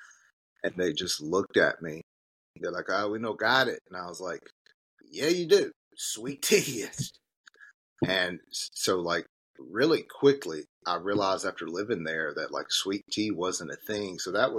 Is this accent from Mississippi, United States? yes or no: yes; Batesville, Mississippi, United States; also born or lived in Memphis / Texas / Las Vegas; I'm from Batesville. Well, I say I'm from Batesville. I was raised in Batesville. I was born in Memphis